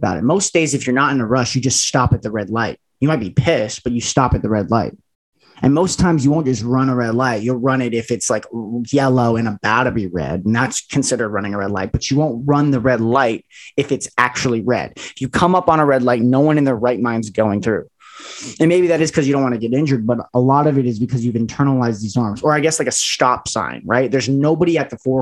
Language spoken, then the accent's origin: English; Las Vegas, Nevada, United States; I was born in Las Vegas, Nevada